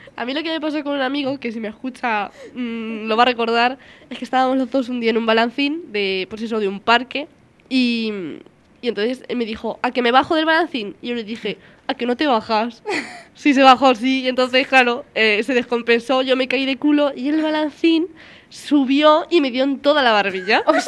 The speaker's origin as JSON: {"language": "Spanish", "town": "Barrax", "region": "Castilla-La Mancha", "country": "Spain", "said": "Yo soy de Barras, de un pueblo Barrax."}